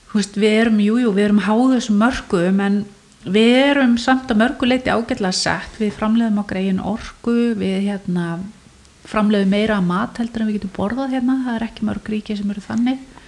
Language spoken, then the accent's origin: Icelandic; Iceland; Ég fætt 1973 og ég ólst upp í Amava